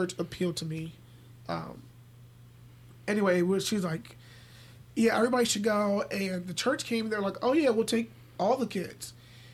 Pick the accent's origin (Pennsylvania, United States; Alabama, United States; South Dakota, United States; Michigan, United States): Pennsylvania, United States; Philadelphia; now in York, United States; I grew up in North Philly